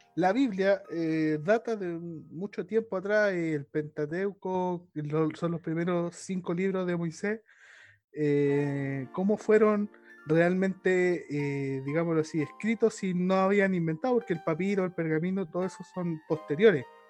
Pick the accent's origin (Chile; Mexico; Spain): Chile; somos chilenos